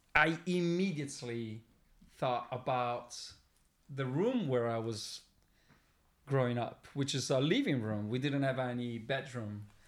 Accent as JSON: {"language": "English", "town": "Milan", "region": "Lombardy", "country": "Italy", "tie": "born or raised there", "moved": "as an adult", "lives_now": "Sardinia, Italy", "said": "the place where I was born and raised"}